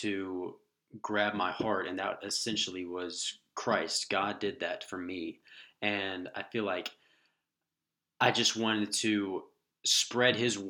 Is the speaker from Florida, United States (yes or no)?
yes; Jacksonville, Florida, United States; moved away as an adult; also born or lived in Green Cove Springs, Florida; now in Lookout Mountain, United States; I'm originally from Jacksonville, Florida, where my parents and family still live